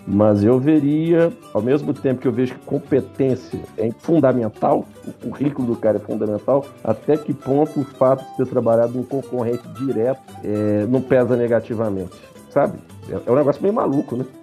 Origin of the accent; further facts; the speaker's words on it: Minas Gerais, Brazil; Nós como bons mineiros somos desconfiados